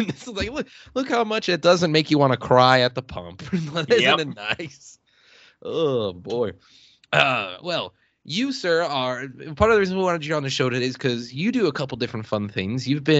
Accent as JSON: {"language": "English", "region": "Illinois", "country": "United States", "tie": "born or raised there", "moved": "yes", "lives_now": "Arizona, United States", "said": "my home state of Illinois."}